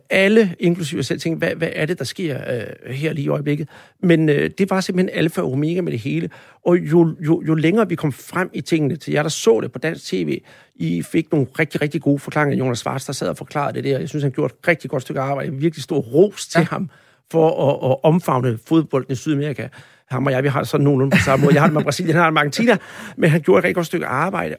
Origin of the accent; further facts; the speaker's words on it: Denmark; jeg som dansker